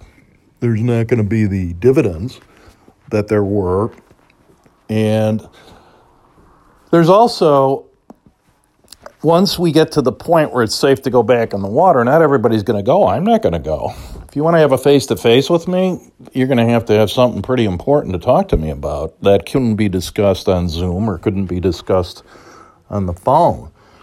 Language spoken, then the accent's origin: English; Chicago, Illinois, United States; But because I'm from the South Side, I'm not going to pay $10 for a beer.